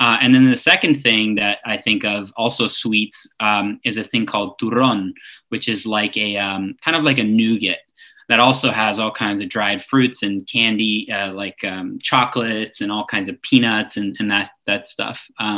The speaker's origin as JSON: {"language": "English", "country": "Argentina", "tie": "born or raised there", "said": "And so the first thing that came to my mind was some of the more traditional things that we would do in Argentina"}